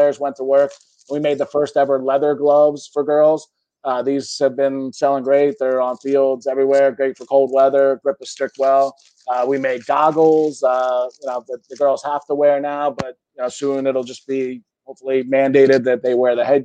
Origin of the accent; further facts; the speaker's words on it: Philadelphia, Pennsylvania, United States; I grew up in Center City, Philadelphia